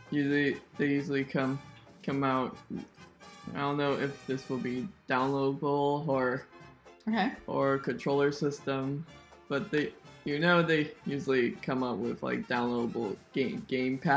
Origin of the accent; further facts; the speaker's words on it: California, United States; now in Texas, United States; I came from California and now I live here.